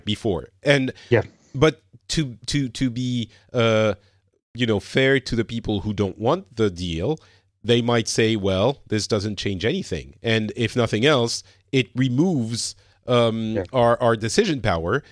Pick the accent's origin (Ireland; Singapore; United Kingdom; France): France; I'm from France. I currently am in Finland